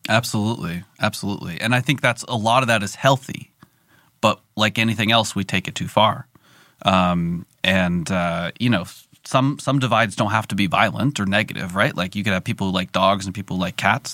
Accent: California, United States; I'm from California

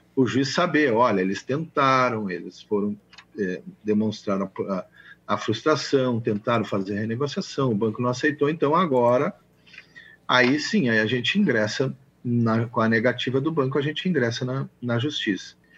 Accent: Dom Pedrito, Rio Grande do Sul, Brazil; eu sou lá da fronteira com o Uruguai, eu sou lá de Dom Pedrito.

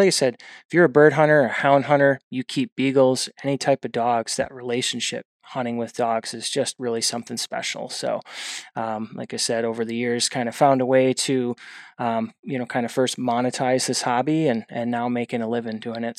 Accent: outside of the Milwaukee, Wisconsin area, United States; moved away; I originally hail from outside of the Milwaukee, Wisconsin area

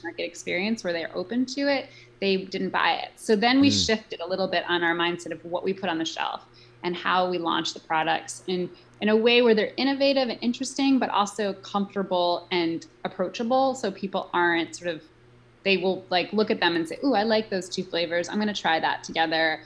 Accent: New York City, New York, United States; I grew up in New York City

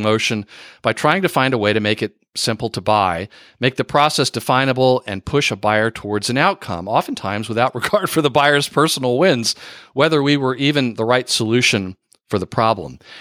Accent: Texas, United States; I went to high school in Texas

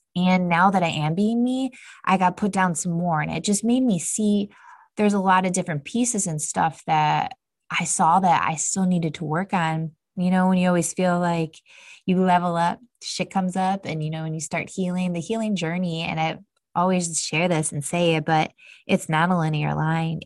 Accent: Cleveland, Ohio, United States; moved away as an adult; now in Austin, United States; for my family, we are from Cleveland, Ohio, so we are from the Midwest

